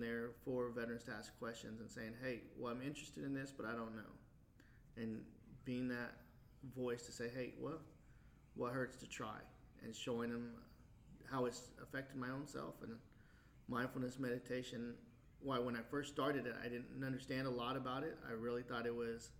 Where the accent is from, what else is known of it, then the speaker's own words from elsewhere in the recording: Wichita, Kansas, United States; moved away as an adult; also born or lived in Anchorage, Alaska; I'm from Wichita before I joined the military. And so Wichita was my home base.